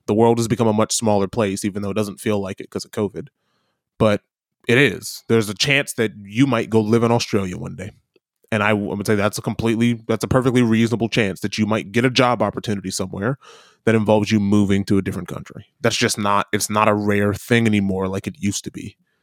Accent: Midwest, United States; accent: Midwestern; moved away as an adult; now in New Zealand; almost stereotypically American, given my Midwestern accent.

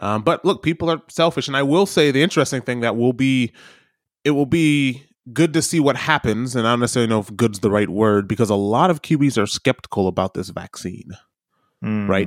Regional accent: United States; as a kid, as an American

